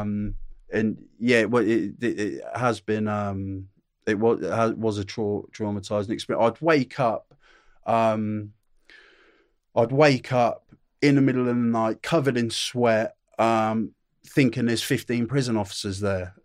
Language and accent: English; Norwich, East of England, United Kingdom; also born or lived in Newcastle / Ashington; I lived there, uh, up there in Newcastle until I was eight years old. And then my dad got a land job, uh, 'cause he's working on the rigs. He got a land job down in Norwich. Uh, so m, m, my family, me, my brother, my mum and dad all wo, moved down to Norwich, uh, lived in Norwich